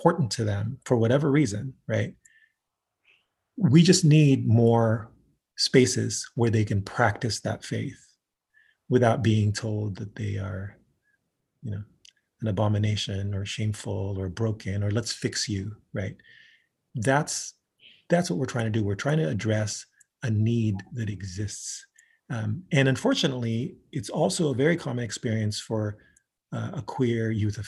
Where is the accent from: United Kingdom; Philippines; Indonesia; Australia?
Philippines; also born or lived in San Jose, California, United States; now in Seattle, United States; I was born and raised in the Philippines